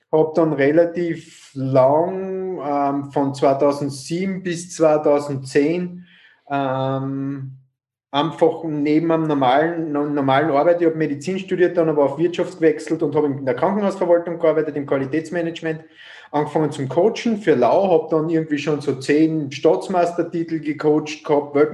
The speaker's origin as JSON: {"language": "German", "region": "Carinthia", "country": "Austria", "lives_now": "Vienna, Austria", "said": "komme ursprünglich aus Kärnten, ähm, bin seit 1999 in Wien"}